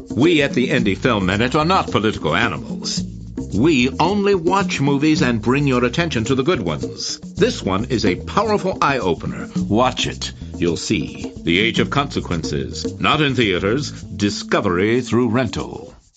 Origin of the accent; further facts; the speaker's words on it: United States; as an American